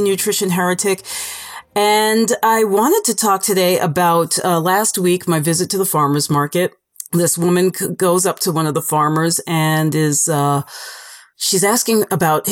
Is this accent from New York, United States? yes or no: yes; New York, United States; I'm from New York